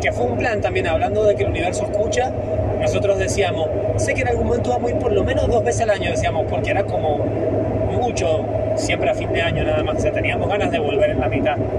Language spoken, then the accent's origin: Spanish; San Martín, Mendoza, Argentina; moved away; yo nací en un pueblo, en San Martín